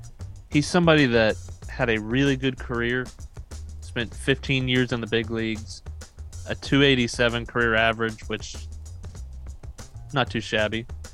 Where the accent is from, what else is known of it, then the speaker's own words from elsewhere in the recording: Atlanta, Georgia, United States; growing up in Atlanta in the 90s, Javi Lopez is my all-time favorite player.